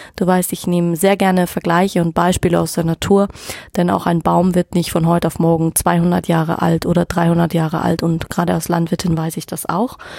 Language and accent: German; Munich, Bavaria, Germany; ich komme aus München